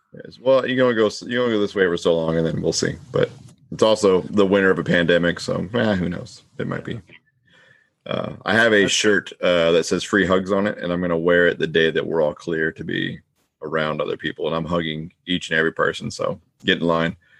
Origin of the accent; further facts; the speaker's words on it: Pacific Northwest, United States; I was born here